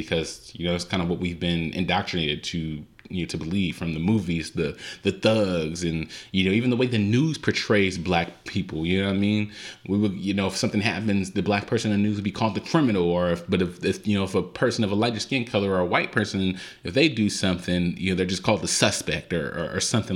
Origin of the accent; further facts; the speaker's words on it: Compton, California, United States; I was born and raised in Compton, California